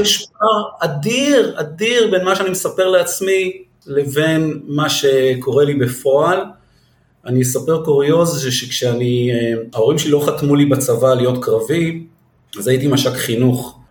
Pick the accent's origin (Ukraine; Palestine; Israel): Israel; מגיע צוצי כזה מנווה שאנן